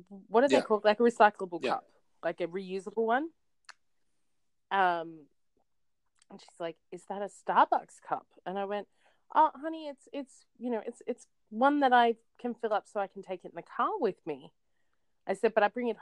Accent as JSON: {"language": "English", "country": "Australia", "said": "I'm Australian"}